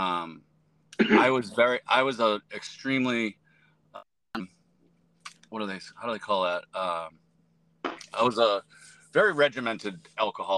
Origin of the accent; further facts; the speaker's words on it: Methuen, Massachusetts, United States; I am from Methuen, Massachusetts